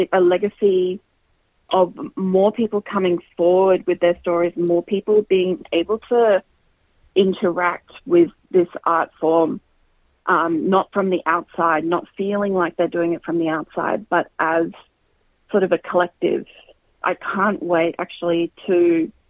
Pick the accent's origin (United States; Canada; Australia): Australia; Queensland; I grew up in Queensland, and I started playing in youth ensembles in Queensland from when I was 7 years old